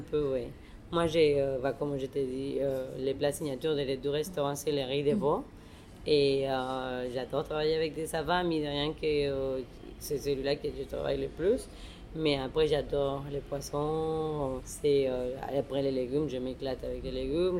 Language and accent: French; Mexico; moved away; la chef mexicaine